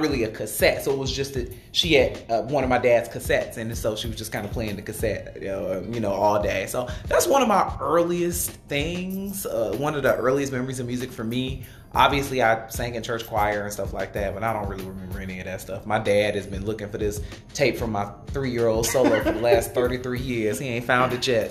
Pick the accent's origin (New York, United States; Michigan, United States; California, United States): Michigan, United States; Detroit; I am from Detroit